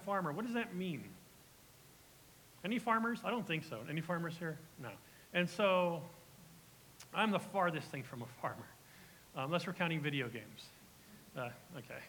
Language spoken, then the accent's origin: English; United States; we're American